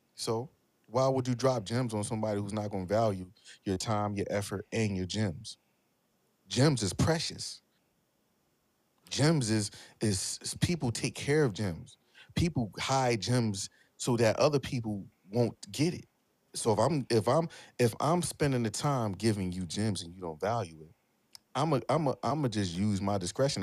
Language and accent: English; Philadelphia, Pennsylvania, United States; I'm from Philly